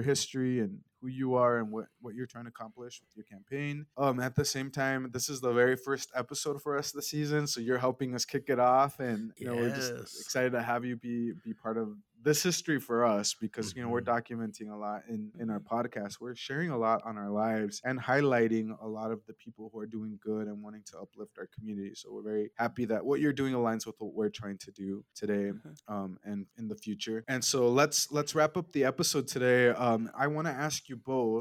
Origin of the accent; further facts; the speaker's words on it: Caldwell, Idaho, United States; I grew up in Caldwell. Born and raised.